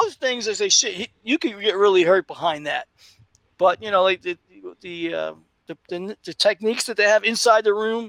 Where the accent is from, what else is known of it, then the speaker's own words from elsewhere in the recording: New York City, New York, United States; when I was a kid growing up in Brooklyn